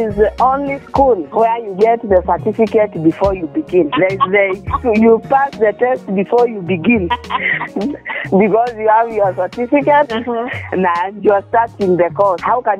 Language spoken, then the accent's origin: English; Kenya